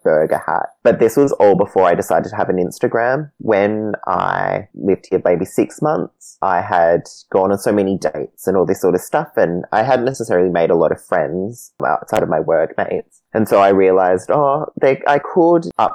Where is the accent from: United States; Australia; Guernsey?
Australia; Perth, Western Australia; moved away; originally I'm from Perth